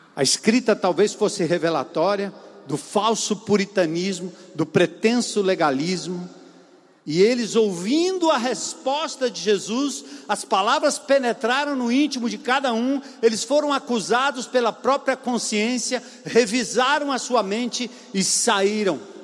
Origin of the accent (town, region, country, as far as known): Brazil